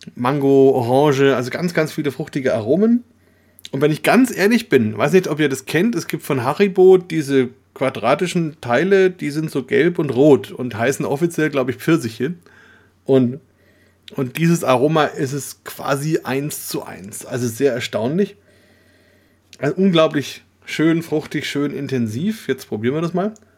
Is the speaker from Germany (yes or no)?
yes; Franconia, Bavaria, Germany; als Deutsche, Schrägstrich, Franken, Bayern